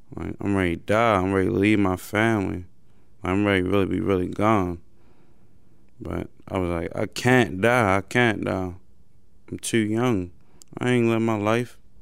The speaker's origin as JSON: {"language": "English", "town": "Baltimore", "region": "Maryland", "country": "United States", "tie": "born or raised there", "said": "I grew up on West Baltimore"}